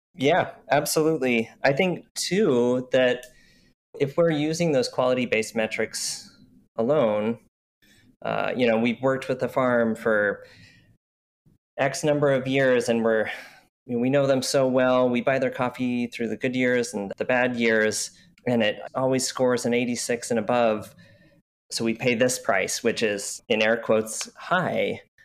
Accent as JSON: {"language": "English", "region": "Utah", "country": "United States", "tie": "born or raised there", "also_born_or_lived": "Oregon", "moved": "yes", "lives_now": "Portland, United States", "said": "I grew up in Utah where you couldn't drink coffee"}